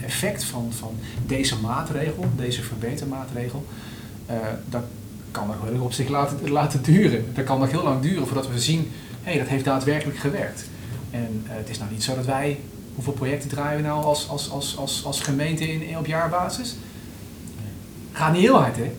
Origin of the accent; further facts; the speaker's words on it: Netherlands; we wel als Nederlanders